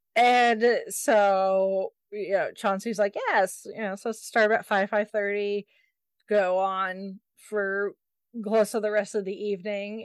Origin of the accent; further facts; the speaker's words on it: Indianapolis, Indiana, United States; takes place in my hometown, down this literally down the street from where I work